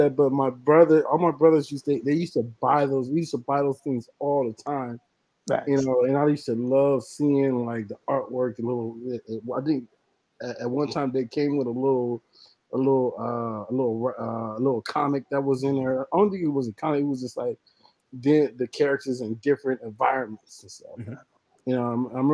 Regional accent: Compton, California, United States; I was born and raised in Compton, California

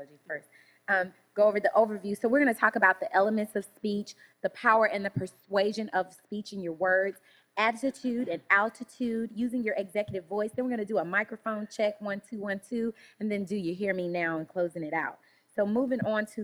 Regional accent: Shreveport, Louisiana, United States; I'm from Louisiana, Shreveport, Louisiana, country girl

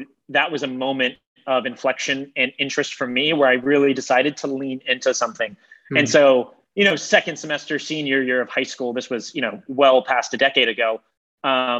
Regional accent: Ohio, United States; moved away as an adult; also born or lived in Boston; I grew up in the Midwest. I was a Midwestern kid in Ohio, primarily

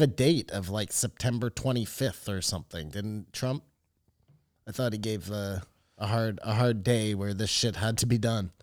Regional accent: Canada

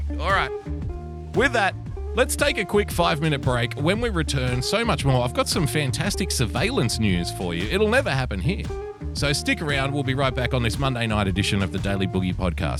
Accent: Australia; I love being an Australian. I really do.

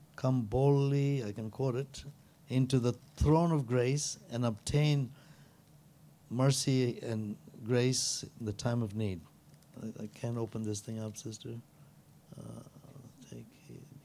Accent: India; I'm an Indian

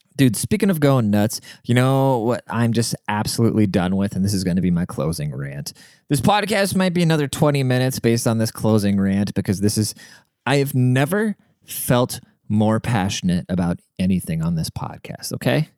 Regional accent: Seattle, Washington, United States; I'm from Seattle, like the most liberal place in the world.

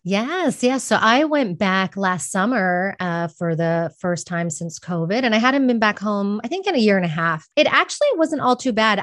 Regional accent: Texas, United States; moved away as an adult; also born or lived in Austin, Texas; now in Madrid, Spain; I'm from Texas, and moved to Madrid, Spain

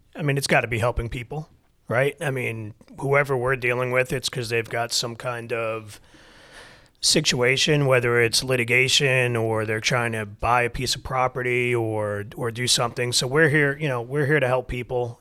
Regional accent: New York, United States; moved away as an adult; also born or lived in Michigan; now in Atlanta, United States; I'm born and raised in New York

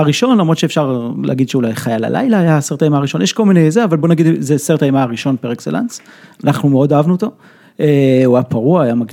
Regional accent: Israel

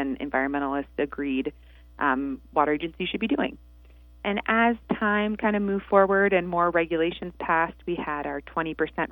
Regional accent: Santa Monica, California, United States; also born or lived in Detroit; I grew up in Santa Monica, so right on the beach

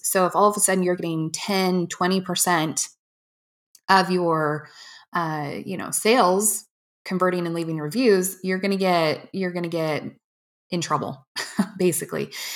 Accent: Washington, United States; I grew up in Washington

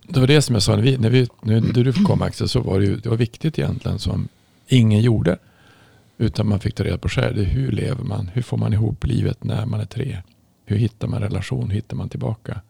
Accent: Norrland, Sweden; jag kommer från Norrland

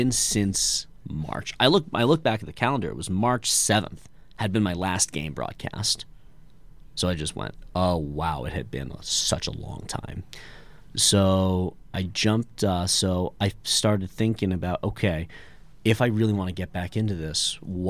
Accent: West Hartford, Connecticut, United States; moved away; I'm originally from West Hartford, Connecticut.

